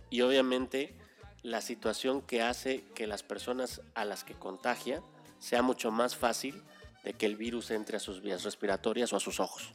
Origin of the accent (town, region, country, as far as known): Mexico